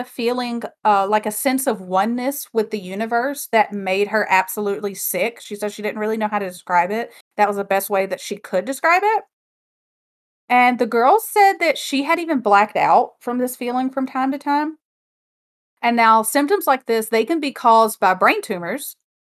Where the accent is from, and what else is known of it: United States; accent: twang